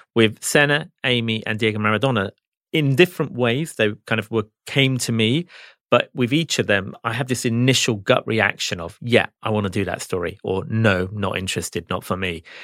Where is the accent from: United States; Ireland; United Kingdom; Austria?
United Kingdom; England; I grew up in England, so I'm a football fan